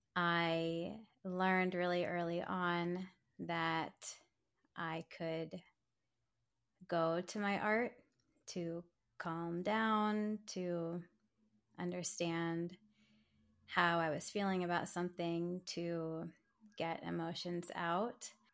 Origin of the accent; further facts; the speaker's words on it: Silver Spring, Maryland, United States; I'm from Silver Spring, Maryland